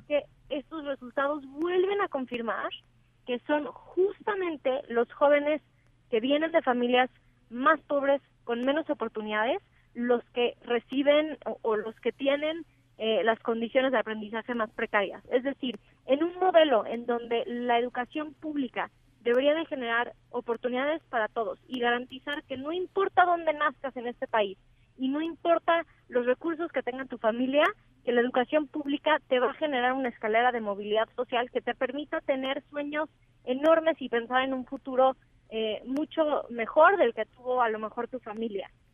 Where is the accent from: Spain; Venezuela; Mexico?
Mexico; esta frase que decimos muchas veces los mexicanos de que origen es destino